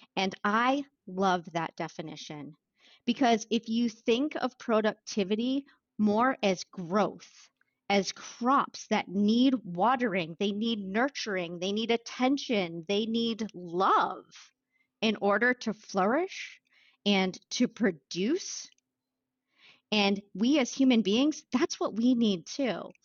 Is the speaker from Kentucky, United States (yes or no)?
no; Wells, Maine, United States; I grew up in Wells, Maine